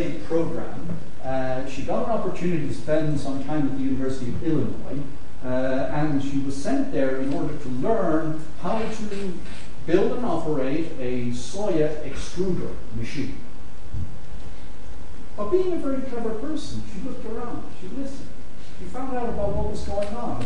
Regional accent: Ireland; I'm Irish

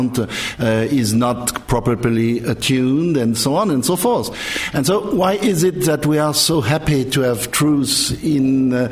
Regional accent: France; I'm coming from the French background

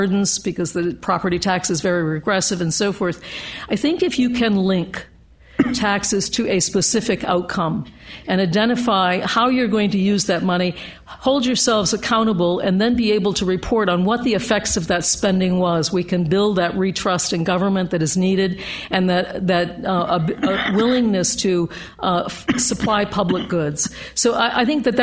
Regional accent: United States; I come from the U.S. at a a particular moment of young men being killed in Baltimore, Philadelphia, Detroit, and so forth

